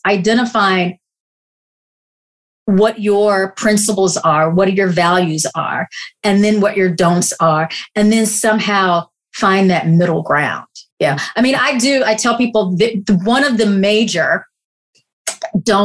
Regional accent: the South, United States; I grew up in the Baptist church in the South.

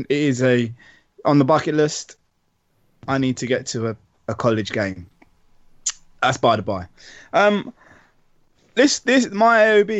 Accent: United Kingdom; as British people

